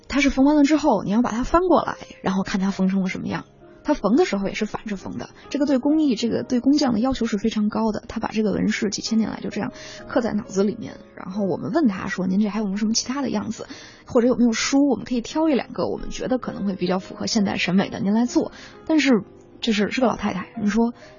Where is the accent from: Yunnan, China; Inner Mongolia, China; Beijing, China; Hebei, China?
Beijing, China; moved away; 我是北京人